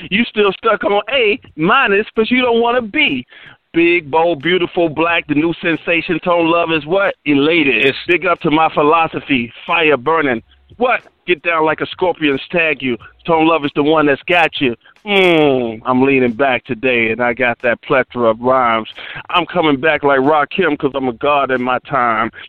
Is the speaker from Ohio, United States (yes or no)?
no; Rock Hill, South Carolina, United States; I'm from Rock Hill, South Carolina, and we only got BET one hour a day because it was the Bible Belt and they banned MTV.